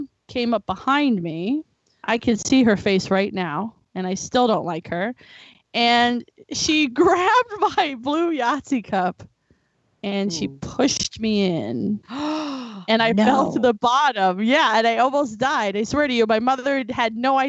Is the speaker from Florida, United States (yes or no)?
yes; Florida, United States; I was raised in Florida on the beach